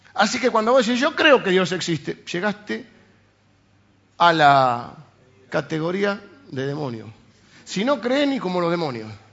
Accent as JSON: {"language": "Spanish", "country": "Argentina", "said": "los argentinos estamos acostumbrados a las cosas provisorias para siempre"}